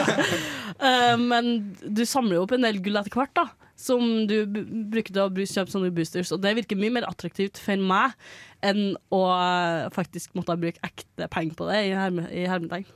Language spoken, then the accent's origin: Norwegian; Trøndelag, Norway; i Trøndelagen, eller der jeg kommer fra